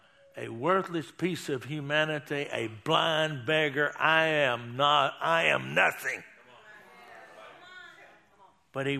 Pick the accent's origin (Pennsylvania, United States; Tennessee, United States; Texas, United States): Texas, United States; being a Texan